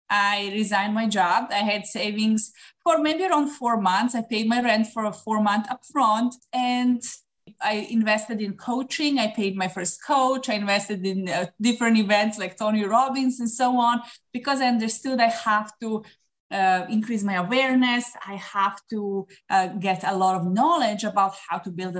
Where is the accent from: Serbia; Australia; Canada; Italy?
Serbia; moved away as an adult; now in Dubai, United Arab Emirates; I'm originally from Serbia